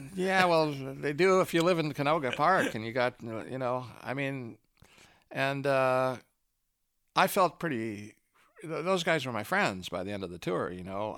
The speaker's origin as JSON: {"language": "English", "country": "Canada", "also_born_or_lived": "Los Angeles", "moved": "as an adult", "said": "I was a Canadian until a few years ago"}